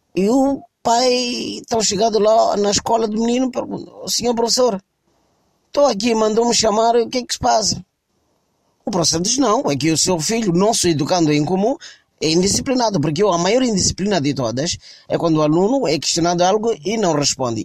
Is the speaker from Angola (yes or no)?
no; Mozambique; no meu país, em Moçambique